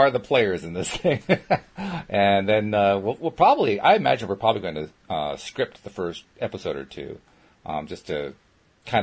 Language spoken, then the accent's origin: English; Schenectady, New York, United States; I grew up in Schenectady, New York